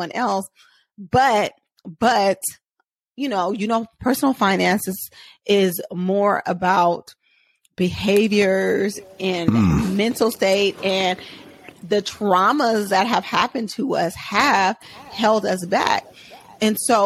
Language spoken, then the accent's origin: English; Oakland, California, United States; I grew up in Oakland, California.